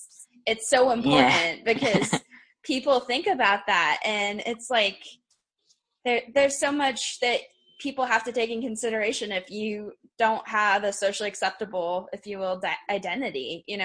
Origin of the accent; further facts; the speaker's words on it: United States; I was born in the United States